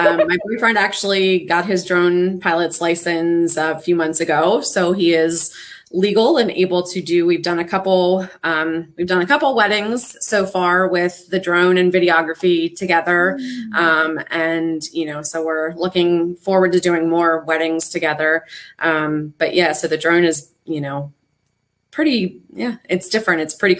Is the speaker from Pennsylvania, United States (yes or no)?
yes; Pittsburgh, Pennsylvania, United States; born there; I'm from the Pittsburgh area. That's where I was born, but I lived here when I was little, and I've lived here for about 12 or 13 years now. So this is kind of home, but Western PA is also home.